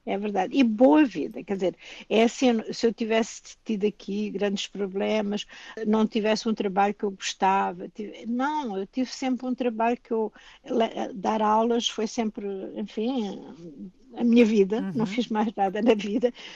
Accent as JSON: {"language": "Portuguese", "country": "Portugal", "tie": "born or raised there", "also_born_or_lived": "London, United Kingdom", "moved": "as an adult", "lives_now": "Canada", "said": "Eu sou canadiana e sou portuguesa"}